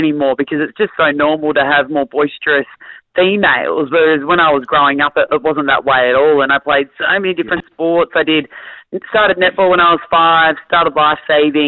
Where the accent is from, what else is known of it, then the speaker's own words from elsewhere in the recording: Bonbeach, Victoria, Australia; moved away as an adult; I grew up in Bond Beach, which no one's ever heard of ever, but it's actually the best part of Melbourne